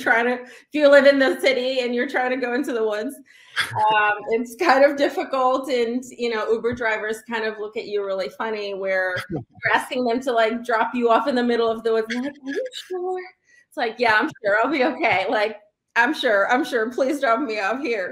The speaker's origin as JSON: {"language": "English", "country": "Czechia", "tie": "born or raised there", "moved": "yes", "lives_now": "United States", "said": "I grew up in the Czech Republic."}